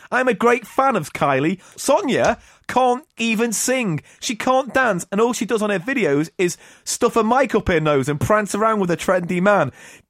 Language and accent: English; the Northwest, North West England, United Kingdom; growing up in the Northwest